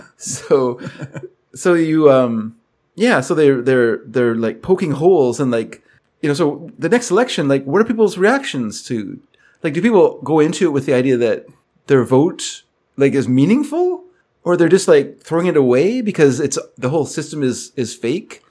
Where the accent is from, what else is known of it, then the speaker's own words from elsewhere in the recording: United States; moved away; I'm an American